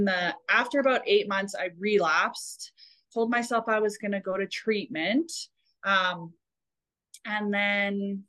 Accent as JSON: {"language": "English", "region": "Alberta", "country": "Canada", "tie": "born or raised there", "said": "growing up in Alberta, kind of a country western kind of place"}